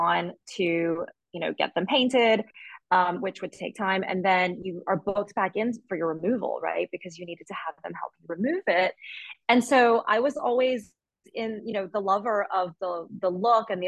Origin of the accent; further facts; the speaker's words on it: Alabama, United States; moved away as an adult; also born or lived in New York City, United States / Shanghai, China; now in Barcelona, Spain; I was born in Alabama, but my parents moved there before I was born. And then I grew up there